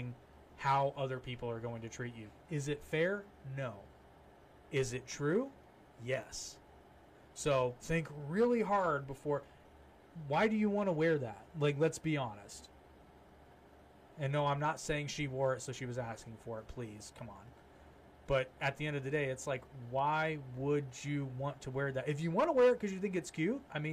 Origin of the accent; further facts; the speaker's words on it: United States; we're American